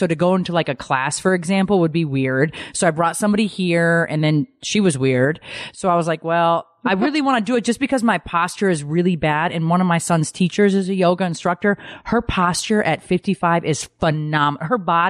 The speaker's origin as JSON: {"language": "English", "region": "Connecticut", "country": "United States", "tie": "born or raised there", "said": "I'm Italian. {S7} Right. {S5} I grew up in Connecticut."}